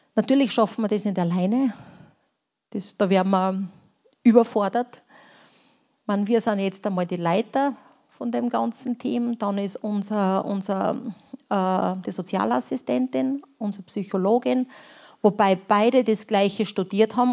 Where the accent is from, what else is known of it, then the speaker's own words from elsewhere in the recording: Austria; also born or lived in Romania; bei uns in Österreich